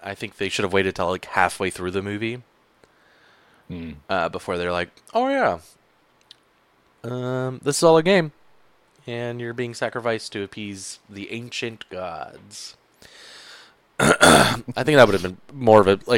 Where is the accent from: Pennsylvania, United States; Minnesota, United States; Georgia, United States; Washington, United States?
Georgia, United States; moved away; growing up in Georgia